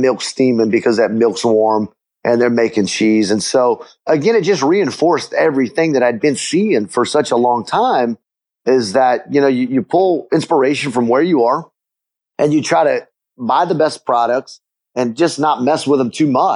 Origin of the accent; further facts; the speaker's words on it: Eunice, Louisiana, United States; moved away as an adult; also born or lived in Queens, New York; now in Houston, United States; I grew up in Eunice